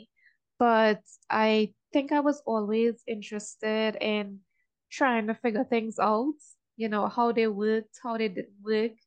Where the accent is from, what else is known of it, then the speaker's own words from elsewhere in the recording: Trinidad & Tobago; I'm from Trinidad.